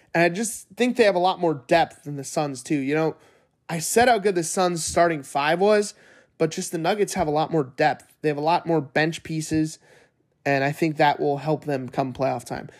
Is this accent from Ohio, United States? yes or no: yes; Northeast Ohio, United States; born and raised in Northeast Ohio